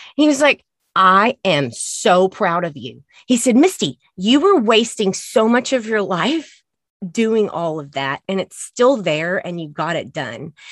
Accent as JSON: {"language": "English", "region": "Texas", "country": "United States", "said": "I'm from Texas."}